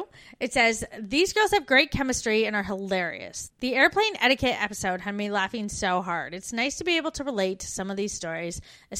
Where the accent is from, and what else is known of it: Canada; moved away as an adult